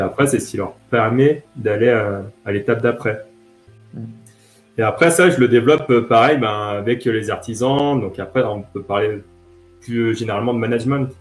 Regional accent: France; j'ai grandi essentiellement en France

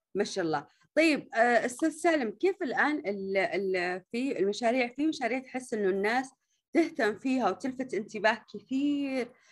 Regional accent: Riyadh, Riyadh Province, Saudi Arabia; هنا عندنا في الرياض

